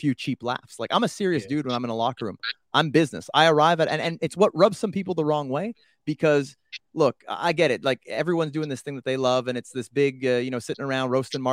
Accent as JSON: {"language": "English", "country": "Canada", "said": "as a Canadian"}